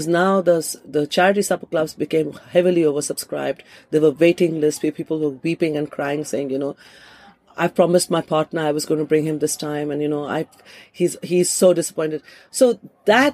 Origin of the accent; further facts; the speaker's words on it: India; moved away as an adult; also born or lived in Kolkata, India; now in London, United Kingdom; as a woman who's lived in this country for 28 years, much longer than I've lived in India